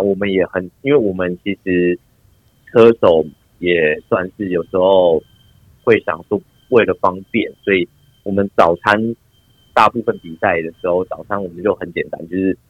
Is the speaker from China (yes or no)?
no; Taiwan; moved away as an adult; 我们台湾人一开始过去最要克服的就是饮食的部分